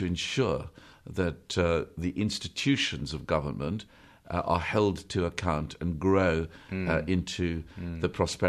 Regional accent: South Africa; Yeah, we were raised in South Africa, which is where I came from. In a sort of Catholic family

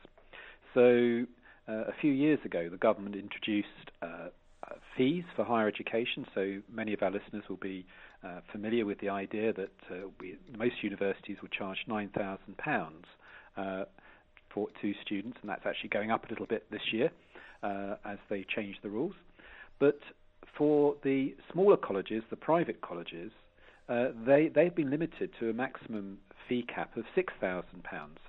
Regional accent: Edenbridge, South East England, United Kingdom; also born or lived in South London; I was brought up in Kent. I was born in South London and then brought up in Kent in Edenbridge.

